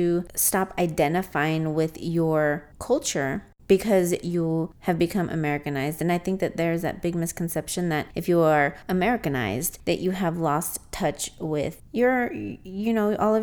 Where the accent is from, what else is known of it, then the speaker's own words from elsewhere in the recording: United States; I was born in the States